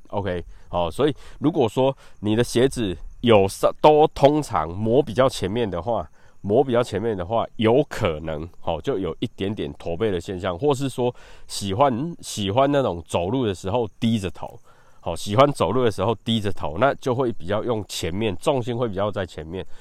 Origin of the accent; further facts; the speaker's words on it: Taiwan; 尤其是我们台湾人啊